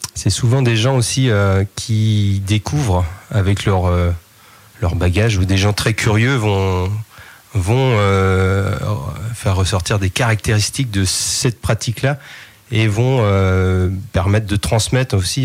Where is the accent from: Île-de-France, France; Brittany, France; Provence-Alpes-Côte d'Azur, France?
Brittany, France; Saint-Vincent-sur-Oust; je suis né à Saint-Vincent-sur-Oust, au lieu de la culture traditionnelle en Bretagne